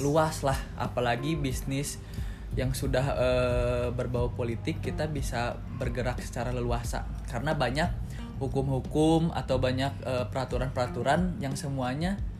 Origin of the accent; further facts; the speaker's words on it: Bandung, West Java, Indonesia; also born or lived in Jakarta / Padang (parents' origin); lahir di Jakarta, pindah ke Bandung pas SD kelas 2 semester 2